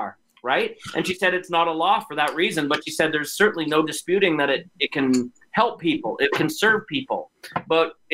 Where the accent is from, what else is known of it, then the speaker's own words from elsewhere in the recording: Calgary, Alberta, Canada; the University of Calgary, my hometown